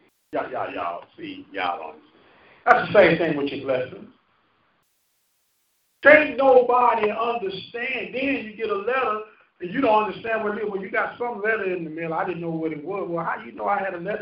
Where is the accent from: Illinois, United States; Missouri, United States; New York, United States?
Missouri, United States; St. Louis; moved away; I'm from St. Louis. Well, what neighborhood do you grow up in? I grew up in Bluemont